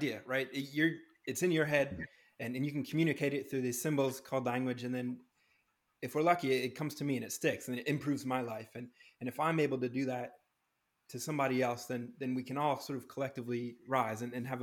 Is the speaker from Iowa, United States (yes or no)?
no; New Hampshire, United States; now in Los Angeles, United States; I grew up in New Hampshire where I was surrounded by trees.